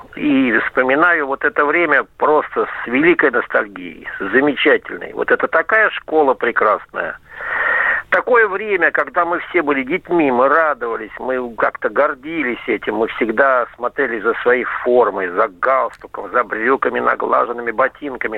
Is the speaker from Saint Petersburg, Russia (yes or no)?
yes; Kolpino, Saint Petersburg, Russia; Учился я в городе Колпино, пригород Санкт-Петербурга